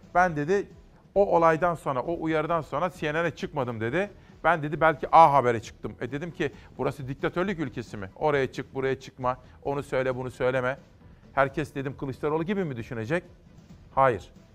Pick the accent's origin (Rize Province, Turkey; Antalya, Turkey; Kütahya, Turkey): Kütahya, Turkey; moved away; also born or lived in Ankara; benim memleketime Kütahya'ya